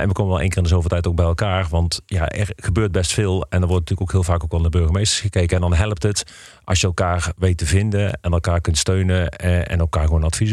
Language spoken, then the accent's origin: Dutch; Eindhoven, North Brabant, Netherlands; also born or lived in Nijmegen / Heerlen; now in Breda, Netherlands; Ik ben geboren en getogen in Eindhoven